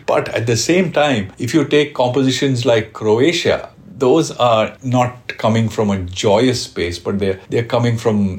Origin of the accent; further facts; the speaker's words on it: Bangalore, Karnataka, India; moved away as an adult; now in Mumbai, India; I was born and brought up in Bangalore